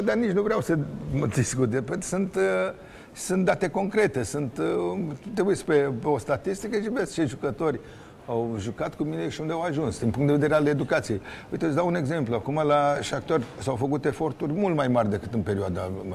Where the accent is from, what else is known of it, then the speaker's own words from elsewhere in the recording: Romania; sunt un român